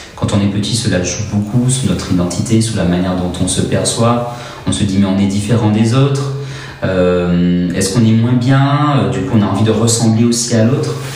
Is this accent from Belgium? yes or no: no; Martinique; now in Montpellier, France; je viens de Martinique